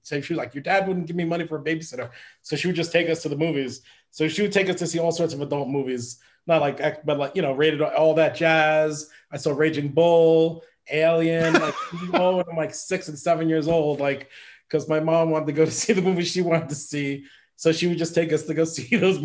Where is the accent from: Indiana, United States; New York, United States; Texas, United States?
New York, United States; New York City; I grew up on the Upper West Side of Manhattan